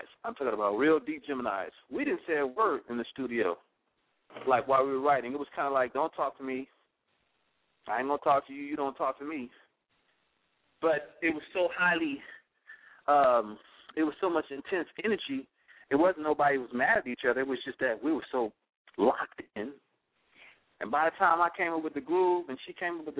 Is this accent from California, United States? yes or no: yes; Los Angeles, California, United States; I'm a little black kid growing up in South Central LA.